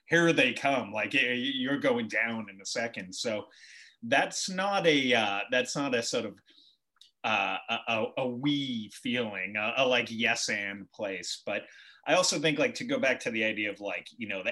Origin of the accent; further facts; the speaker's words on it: Boston, Massachusetts, United States; I grew up in Southie